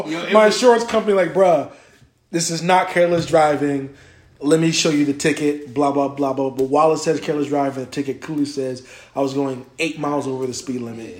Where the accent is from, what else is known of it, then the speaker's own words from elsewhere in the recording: Virginia, United States; I'm from Virginia.